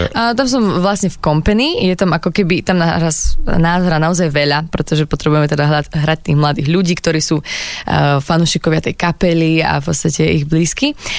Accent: Sereď, Trnava Region, Slovakia; Som zo Serede

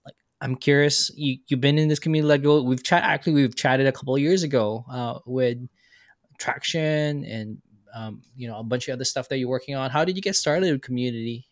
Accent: Philippines; Philippines. I'm from Philippines.

